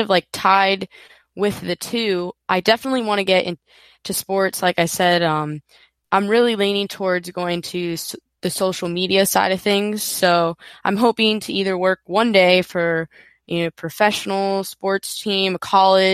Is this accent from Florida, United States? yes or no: yes; Florida, United States; I was born in Florida, raised in Florida, grew up here